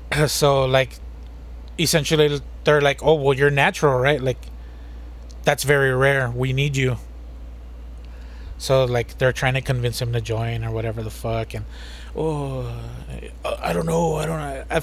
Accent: United States; We're American. We don't we don't speak that bullshit.

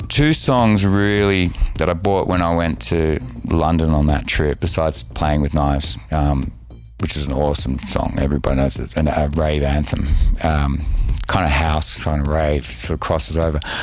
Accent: Sydney, New South Wales, Australia; I grew up on beaches at Manly

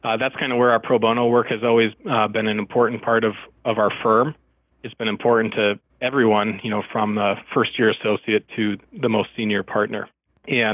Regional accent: Milwaukee, Wisconsin, United States; moved away as an adult; now in Minneapolis, United States; I grew up in Milwaukee, Wisconsin

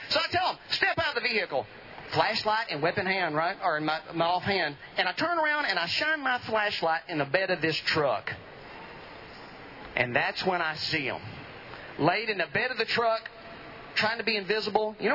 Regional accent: Edom, Texas, United States; Edom, the beautiful part of Van Zandt County.

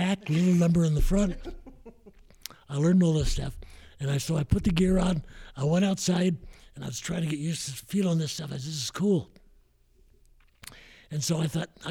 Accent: San Jose, California, United States; I grew up really in Willow Glen, San Jose.

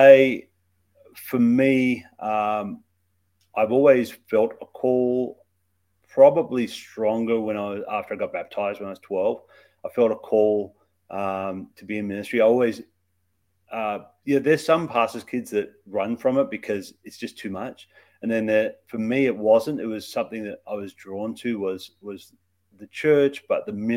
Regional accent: Australia; moved away; So I grew up in Australia. That's where my accent comes from

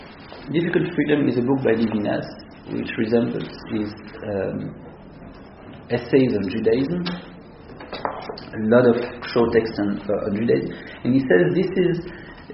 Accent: Antwerp, Flanders, Belgium; moved away; also born or lived in Israel; I grew up in Antwerp, I told you, in the 80s.

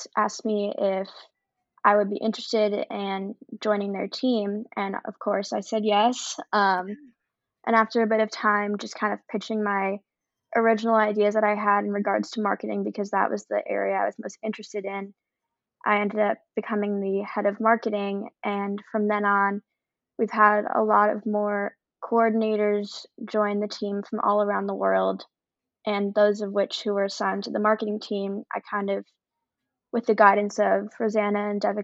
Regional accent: New York City, New York, United States; I'm born and raised in New York City

